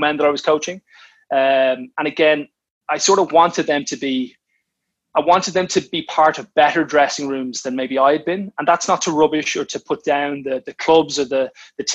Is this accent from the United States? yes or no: no; Ireland; now in England, United Kingdom; I'm an Irishman